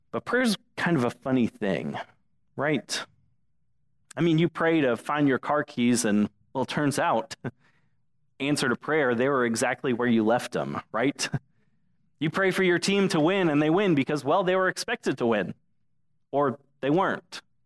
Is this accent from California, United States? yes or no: no; Englewood, Florida, United States; now in Dunedin, United States; Englewood is is my hometown.